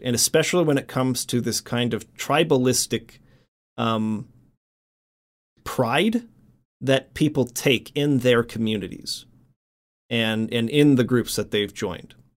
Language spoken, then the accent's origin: English; United States; first language English; English that I grew up with in America